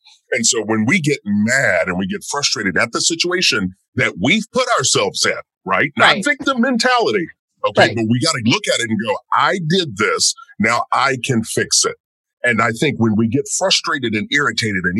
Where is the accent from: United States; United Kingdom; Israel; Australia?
United States; rural Kentucky; I'm born in rural Kentucky and grew up in a family